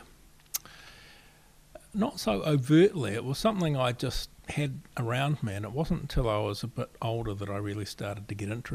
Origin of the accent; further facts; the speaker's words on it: Springfield, Canterbury, New Zealand; now in Wellington, New Zealand; I grew up in the very middle of the South Island in central Canterbury, a little village called Springfield